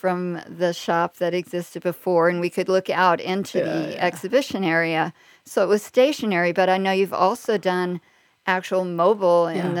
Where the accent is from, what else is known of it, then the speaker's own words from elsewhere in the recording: Texas, United States; I'm a Texan?